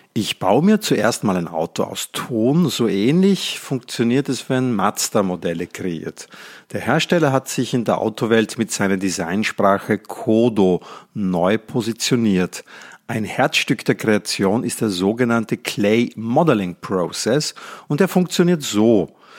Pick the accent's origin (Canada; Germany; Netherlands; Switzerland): Netherlands; now in Austria; Ich bin gebürtiger Holländer und lebe in Österreich